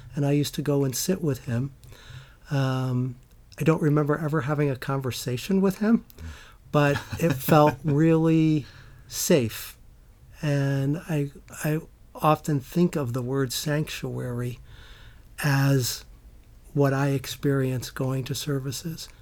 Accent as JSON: {"language": "English", "town": "Middletown", "region": "New York", "country": "United States", "tie": "born or raised there", "said": "grew up in Middletown, New York, which is a small town in the Catskills"}